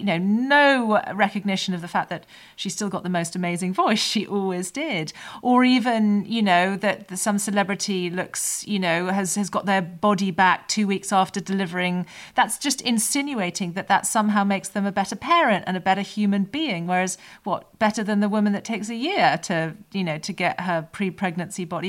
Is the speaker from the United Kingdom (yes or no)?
yes; United Kingdom; as British people